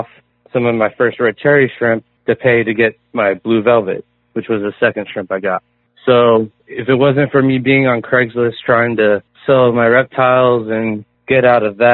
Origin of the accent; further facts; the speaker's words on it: Florida, United States; also born or lived in Hawaii; Well, I was born in Hawaii, but I moved to Florida when I was 3. So basically my whole life I've been in the swamps and rivers and ocean of Florida